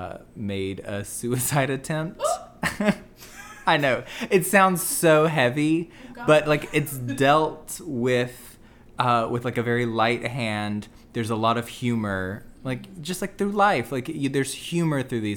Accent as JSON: {"language": "English", "region": "the South", "country": "United States", "also_born_or_lived": "Birmingham, Alabama / Pittsburgh, Pennsylvania", "said": "we're both gay from the South"}